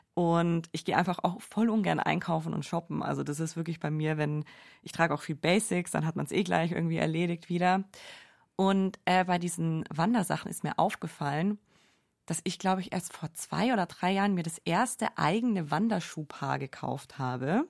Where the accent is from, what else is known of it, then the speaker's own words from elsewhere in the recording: Allgäu, Bavaria, Germany; moved away as an adult; now in Munich, Germany; in meiner Heimat im Allgäu bin, da bin ich einfach so krass mit dem Autofahren aufgewachsen